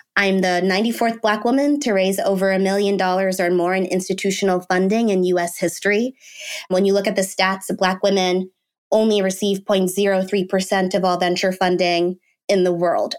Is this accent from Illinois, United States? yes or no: no; Washington, District of Columbia, United States; I was born in the D C area